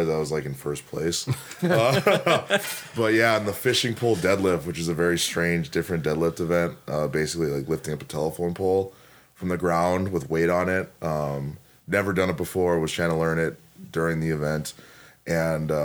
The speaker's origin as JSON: {"language": "English", "town": "Milwaukee", "region": "Wisconsin", "country": "United States", "tie": "born or raised there", "said": "It just happened to be my hometown"}